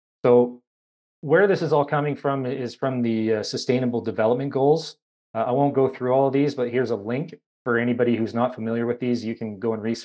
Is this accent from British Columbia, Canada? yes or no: yes; Kamloops, British Columbia, Canada; moved away as an adult; I'm originally from Kamloops, British Columbia